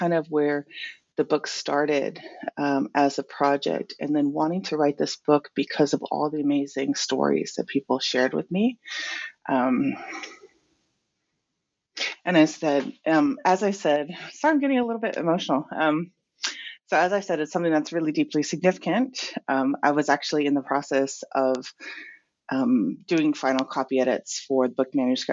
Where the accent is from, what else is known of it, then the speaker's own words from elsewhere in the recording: American Samoa; also born or lived in California / New York City / Hawaii; now in Auckland, New Zealand; I was raised in Tutuila, America, Samoa